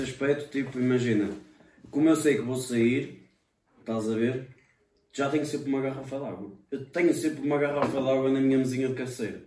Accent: Fontelas, Portugal; moved away as an adult; now in Covilhã, Portugal; da minha terra de Fontelas, estás a ver? Da, da minha aldeia.

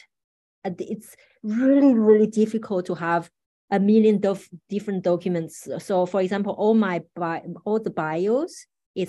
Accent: Paris, Île-de-France, France; I grew up in Paris, so I'm relatively familiar with that place

